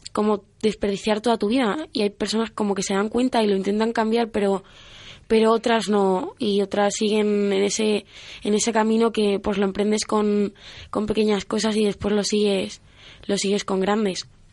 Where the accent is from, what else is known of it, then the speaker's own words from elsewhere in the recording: Valdemoro, Community of Madrid, Spain; Tengo 15 años y soy de Valdemoro.